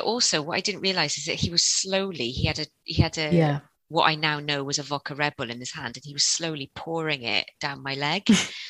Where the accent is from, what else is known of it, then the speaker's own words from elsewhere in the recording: Cardiff, Wales, United Kingdom; we're from Cardiff